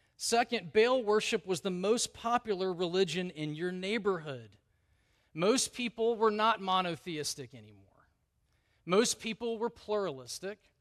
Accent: the South, United States; I grew up in the South.

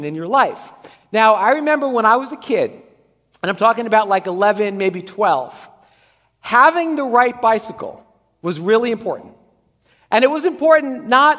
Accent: Dumont, New Jersey, United States; I grew up in Dumont, and I lived right on the border of Dumont and Haworth

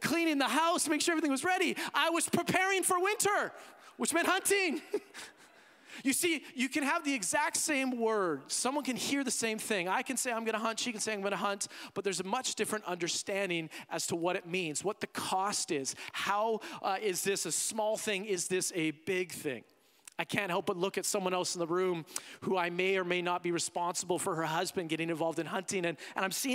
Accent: Canada; also born or lived in United States; as a Canadian

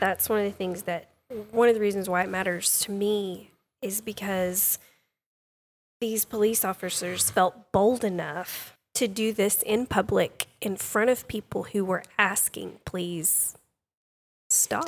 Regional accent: Sulphur Springs, Texas, United States; I grew up in the Sulphur Springs area

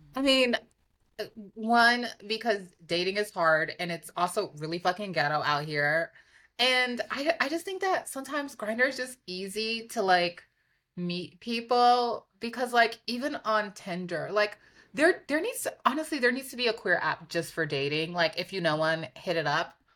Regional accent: New York City, New York, United States; I'm from Harlem.

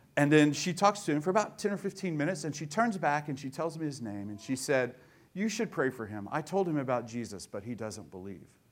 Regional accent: Tulsa, Oklahoma, United States; I grew up in Tulsa

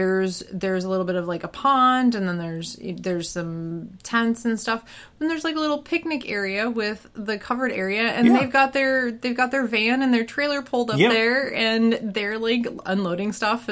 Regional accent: Colorado, United States; I grew up in Colorado.

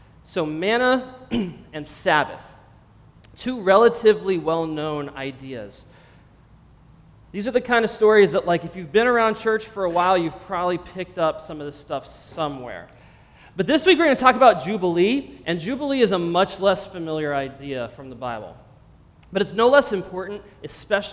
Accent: Pennsylvania, United States; moved away as an adult; also born or lived in Los Angeles, California; I grew up in Pennsylvania

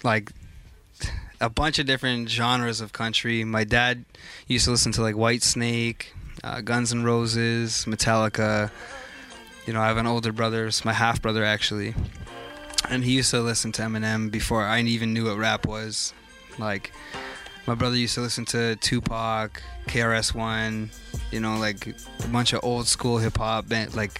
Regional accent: Oshawa, Ontario, Canada; I'm a thoroughbred from Durham region. From Oshawa specifically

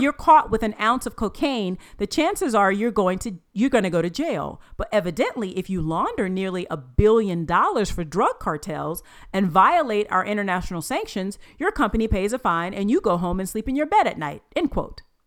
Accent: United States; being an American

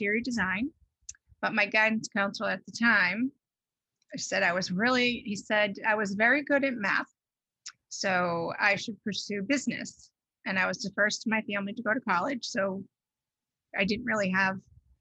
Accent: Bridgewater, Massachusetts, United States; moved away as an adult; also born or lived in Newton, Massachusetts; now in Rhode Island, United States; I grew up in Massachusetts, in southeastern Massachusetts, in Bridgewater.

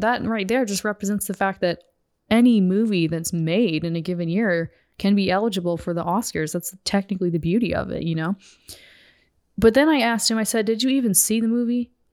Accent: United States; as a woman and as an American

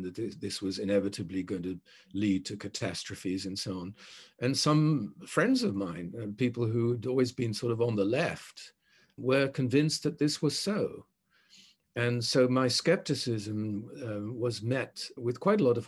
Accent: The Hague, South Holland, Netherlands; moved away as an adult; also born or lived in Tokyo, Japan; when I grew up in The Hague in the 50s and 60s

